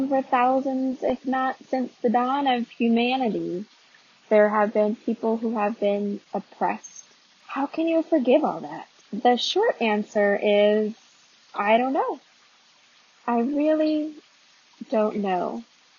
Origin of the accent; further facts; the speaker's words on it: Arizona, United States; moved away as an adult; also born or lived in North Carolina; not being from the South, born and raised in Arizona.